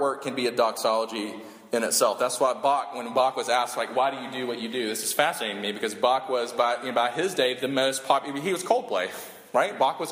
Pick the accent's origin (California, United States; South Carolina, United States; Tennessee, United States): South Carolina, United States; when I grew up in South Carolina, that's what my mom listened